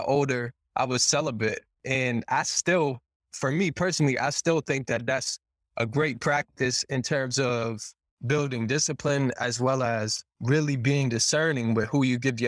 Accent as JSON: {"language": "English", "town": "Boston", "region": "Massachusetts", "country": "United States", "tie": "born or raised there", "said": "I grew up in Boston."}